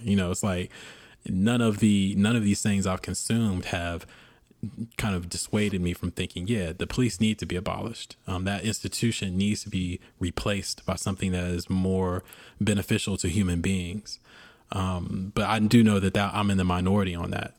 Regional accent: United States; being an American, uh, being a black American

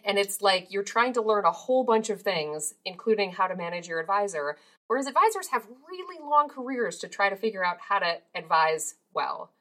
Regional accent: Minnesota, United States; I grew up in Minnesota

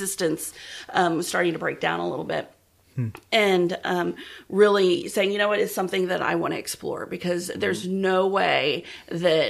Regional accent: Round Rock, Texas, United States; also born or lived in Central Illinois; I was born in Central Illinois, and then we moved to Round Rock

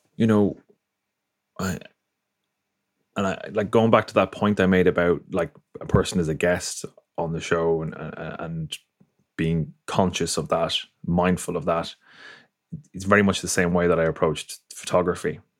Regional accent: Ireland; I grew up in Ireland, came from a Catholic background.

